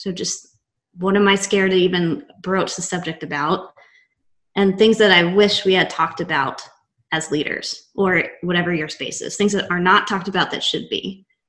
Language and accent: English; Texas, United States; They beat it out of you, but I am from Texas, born and raised. I have a Texas tattoo. I am obsessed with Texas.